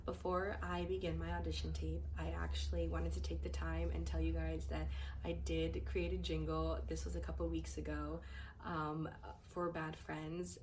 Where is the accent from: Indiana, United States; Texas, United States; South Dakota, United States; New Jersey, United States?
New Jersey, United States; I am from New Jersey